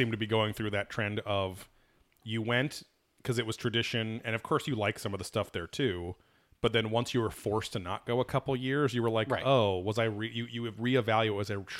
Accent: England, United Kingdom; Well, I'm from England, right?

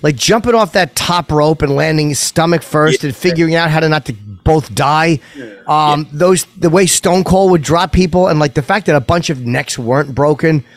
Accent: North Brunswick, New Jersey, United States; I grew up in New Jersey

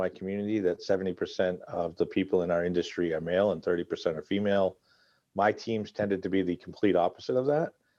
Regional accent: Massachusetts, United States; I grew up in Massachusetts

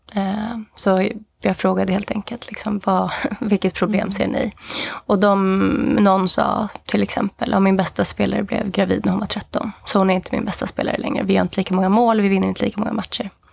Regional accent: Sweden; also born or lived in Mozambique; jag som var svensk

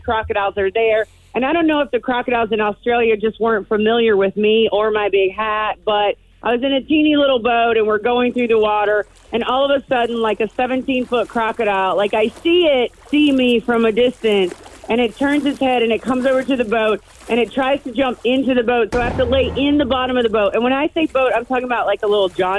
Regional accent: Florida, United States

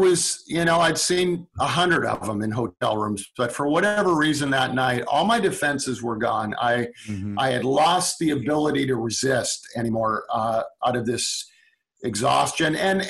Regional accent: Calgary, Alberta, Canada; Calgary, Alberta.

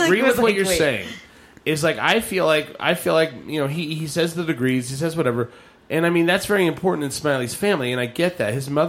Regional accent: Eastern New Mexico, United States; now in Albuquerque, United States; my family, we grew up in Eastern New Mexico.

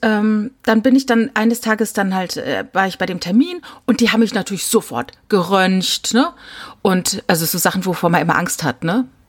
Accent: Rhineland-Palatinate, Germany; Ich komme aus der Pfalz

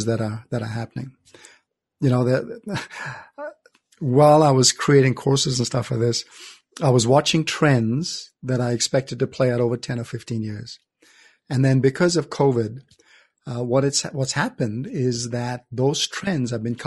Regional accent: Canada; also born or lived in India; grew up in Canada

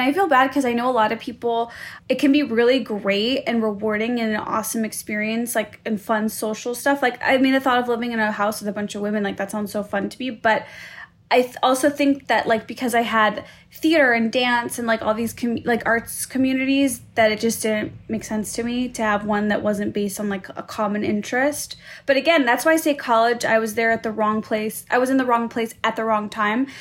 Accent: Skokie, Illinois, United States; I grew up in Skokie

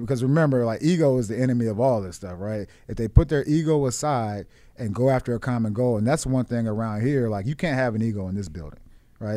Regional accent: Washington, District of Columbia, United States; moved away; Washington. This is my hometown, like, you know, the D M V area

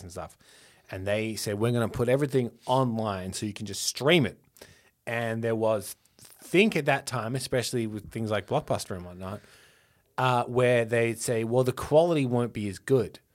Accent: Australia; I am more Australian than I think sometimes

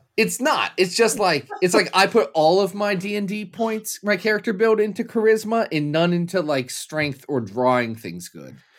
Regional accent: Kentucky, United States; I was born in Kentucky

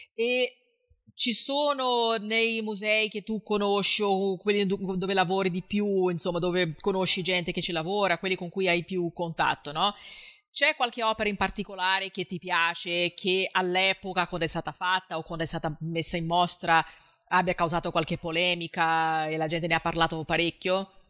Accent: Rio de Janeiro, Brazil; now in southern Brazil; io abito nel sud del Brasile adesso, anche se sono di Rio

